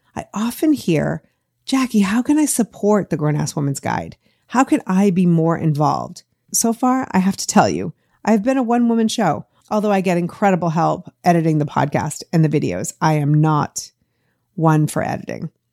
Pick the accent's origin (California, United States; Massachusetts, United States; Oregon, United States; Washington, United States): Massachusetts, United States; Boston; moved away as an adult; now in Los Angeles, United States; I grew up in Boston, the eleventh of thirteen kids, before moving to L A twenty-seven years ago this week